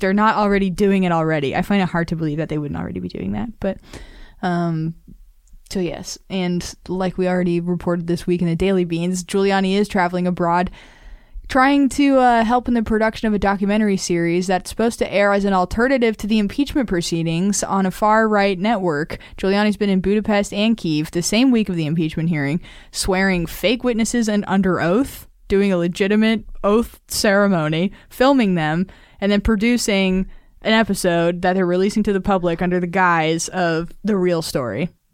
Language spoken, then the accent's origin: English; Nevada, United States; Nevada, my home state.